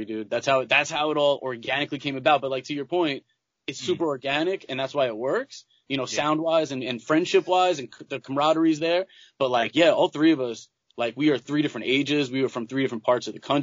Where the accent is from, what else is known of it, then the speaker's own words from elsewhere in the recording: Long Island, New York, United States; I was born and raised on Long Island